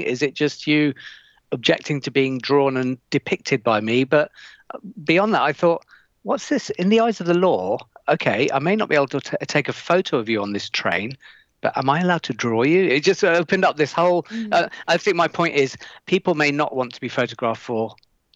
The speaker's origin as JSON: {"language": "English", "town": "Leicester", "region": "East Midlands", "country": "United Kingdom", "tie": "born or raised there", "said": "I come from an area in Leicester called Highfields"}